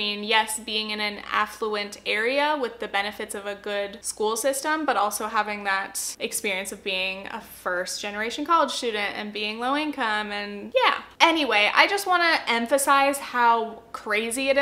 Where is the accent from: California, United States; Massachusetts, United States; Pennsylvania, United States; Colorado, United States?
California, United States; Southern Orange County; I grew up in Southern Orange County, California, which is a pretty affluent area